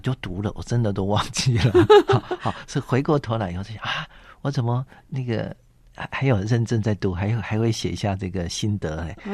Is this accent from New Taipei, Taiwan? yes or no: no; Zhongli, Taoyuan, Taiwan; 小时候是在中立，啊，中立的长老会要接触到福音的种子